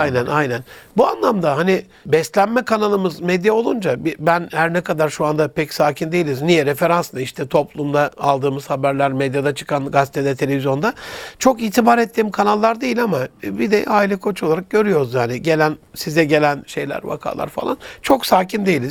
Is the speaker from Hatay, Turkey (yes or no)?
no; Gaziantep, Turkey; memleketim olan Gaziantep'e